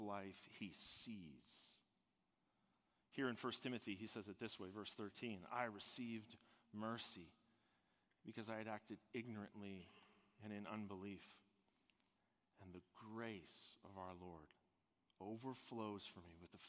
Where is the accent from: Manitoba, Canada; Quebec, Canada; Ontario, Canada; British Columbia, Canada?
Ontario, Canada; Toronto; I'm from Toronto, Ontario, and my dad's a retired police officer, and my mom was a nursing home manager for many years. We lived in the burbs. That's where I grew up